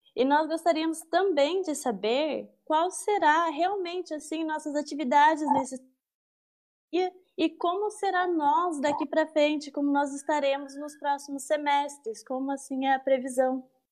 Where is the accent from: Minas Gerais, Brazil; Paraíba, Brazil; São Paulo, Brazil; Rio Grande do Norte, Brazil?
Minas Gerais, Brazil; interior of; moved away as an adult; now in Pelotas, Brazil; Eu vim lá do interior de Minas Gerais, sou mineira